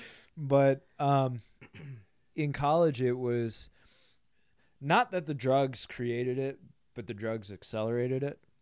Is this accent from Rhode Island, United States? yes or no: no; Grand Haven, Michigan, United States; So I grow up in a small town, West Michigan, uh, Grand Haven.